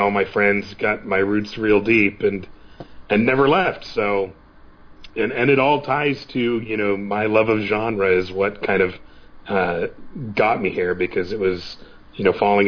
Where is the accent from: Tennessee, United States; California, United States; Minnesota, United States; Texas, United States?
California, United States; Santa Clara; born and raised in Santa Clara, have been here all my life